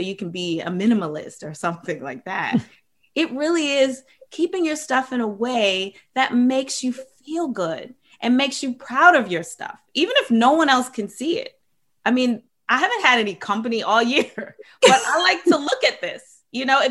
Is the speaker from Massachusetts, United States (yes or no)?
no; Maryland, United States; I grew up in Maryland with a big family